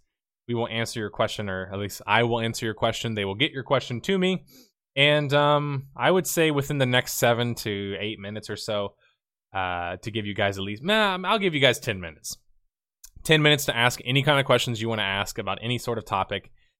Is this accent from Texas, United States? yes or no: yes; Houston, Texas, United States; I'm from Texas. I'm from Houston.